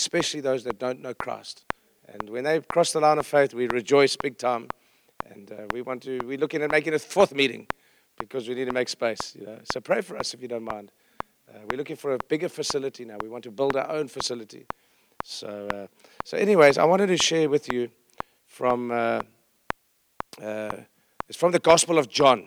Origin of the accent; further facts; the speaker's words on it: Johannesburg, Gauteng, South Africa; I'm from South Africa